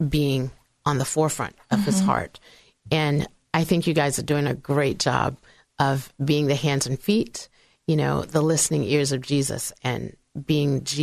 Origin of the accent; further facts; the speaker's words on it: Virginia, United States; this Virginia girl's voice